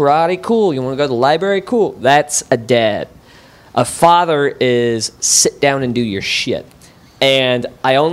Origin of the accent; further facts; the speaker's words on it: Wichita, Kansas, United States; I'm from Wichita